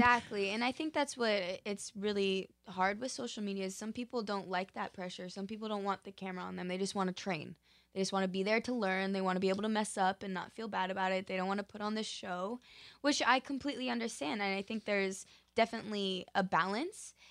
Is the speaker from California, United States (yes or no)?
no; Park City, Utah, United States; now in Los Angeles, United States; I'm originally from Park City, Utah, and my family actually all still lives there